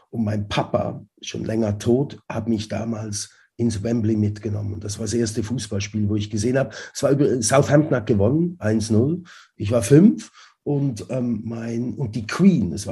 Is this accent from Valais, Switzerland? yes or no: no; Zurich, Switzerland; und dann in Zürich äh, aufgewachsen oder in der Schweiz aufgewachsen